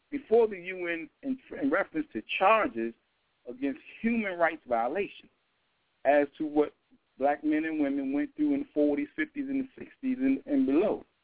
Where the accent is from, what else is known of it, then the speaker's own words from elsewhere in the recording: Washington, District of Columbia, United States; born and raised in Washington, D.C. Uh, grew up in the community